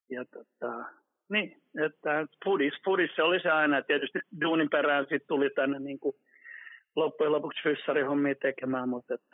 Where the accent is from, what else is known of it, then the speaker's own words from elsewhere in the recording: Vienna, Austria; born there; Nekin oli asunut ulkomailla ja mäkin olen syntynyt Viinissä ja näin päin pois.